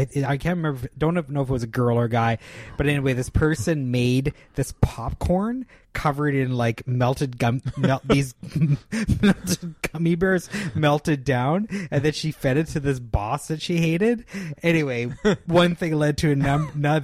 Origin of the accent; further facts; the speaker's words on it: Canada; as a Canadian